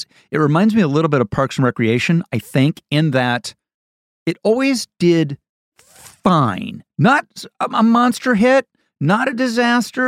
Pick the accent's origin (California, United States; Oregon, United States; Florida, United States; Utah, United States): California, United States; Santa Barbara; Santa Barbara, my hometown.